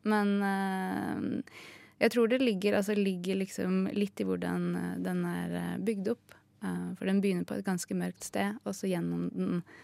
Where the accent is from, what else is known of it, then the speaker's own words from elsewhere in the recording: Hedmarken, Innlandet, Norway; now in Oslo, Norway; jeg er jo fra Hedmarken